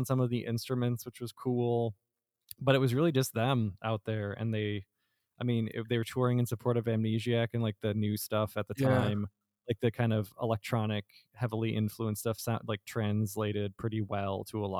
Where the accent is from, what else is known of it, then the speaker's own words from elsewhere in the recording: Freeport, Illinois, United States; moved away; I still lived in Illinois then because I'm from Freeport originally.